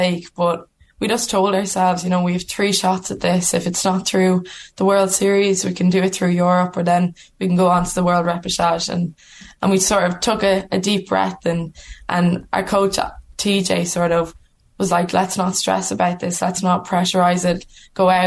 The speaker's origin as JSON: {"language": "English", "country": "Ireland", "said": "we're Irish women playing rugby for Ireland"}